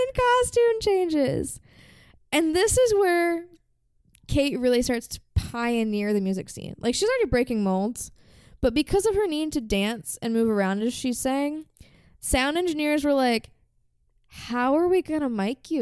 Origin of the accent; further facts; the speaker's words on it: United States; I say this as American